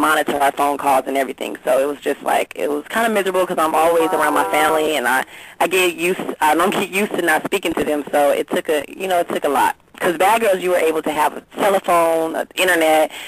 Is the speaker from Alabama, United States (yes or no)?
no; Long Beach, California, United States; I'm from Long Beach, California, born and raised.